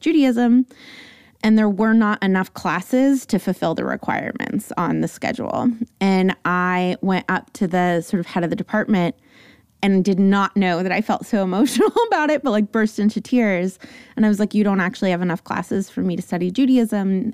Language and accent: English; Los Angeles, California, United States; San Fernando Valley. So I come by my likes and totallys and definitleys very authentically